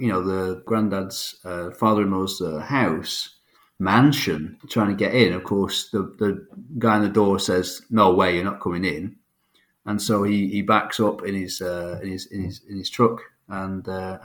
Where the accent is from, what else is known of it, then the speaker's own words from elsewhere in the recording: Manchester, North West England, United Kingdom; We're from Manchester